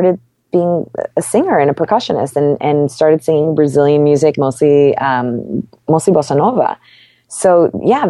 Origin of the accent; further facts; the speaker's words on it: New York, United States; having two parents from two really unknown places with such different cultures and then growing up in New York